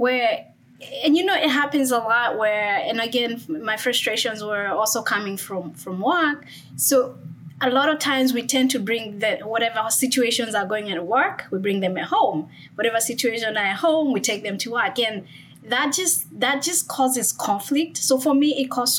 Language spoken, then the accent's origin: English; Kenya; moved away as an adult; now in United States; born and raised in Kenya, and then I immigrated to the U.S. to pursue my education and also my career.